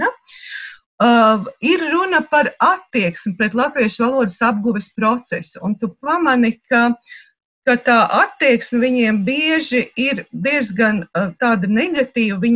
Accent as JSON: {"language": "Latvian", "country": "Latvia", "said": "jo es, es esmu latviete. Es neuzskatu, ka es esmu krieviete."}